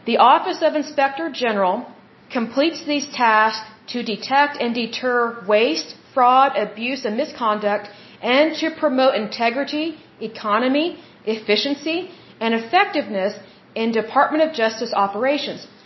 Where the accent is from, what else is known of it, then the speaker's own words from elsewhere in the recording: United States; as the American people